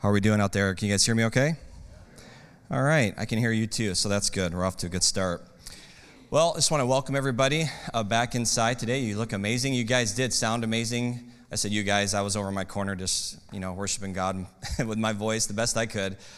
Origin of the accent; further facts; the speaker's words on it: United States; I'm an American